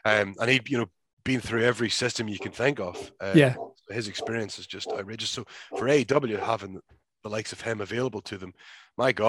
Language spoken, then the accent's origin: English; Belfast, Northern Ireland, United Kingdom; moved away as an adult; now in United States; I moved away from Ireland at 18 years old